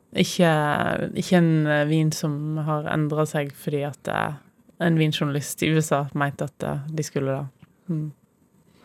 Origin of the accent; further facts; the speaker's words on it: Voss, Vestland, Norway; jeg kommer fra Voss, så mitt forhold til eldehus er veldig sterkt